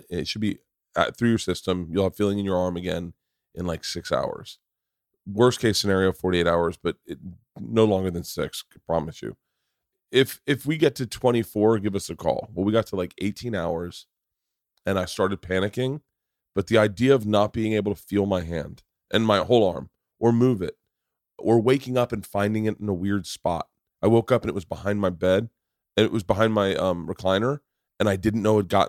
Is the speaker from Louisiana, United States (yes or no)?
no; Tampa, Florida, United States; I went to school in Florida State. I grew up in Tampa.